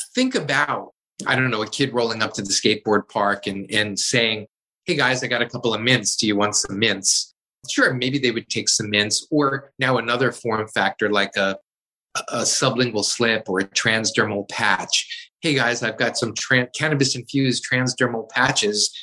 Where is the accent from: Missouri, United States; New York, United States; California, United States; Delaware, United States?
New York, United States; moved away as an adult; now in Seattle, United States; I was a boy growing up in New York